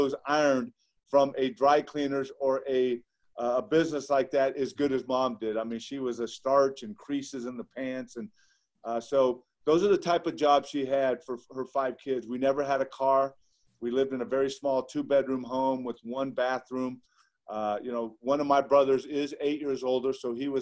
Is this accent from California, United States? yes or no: yes; Ontario, California, United States; I grew up in Ontario, California, which is about 40 miles due east of Los Angeles.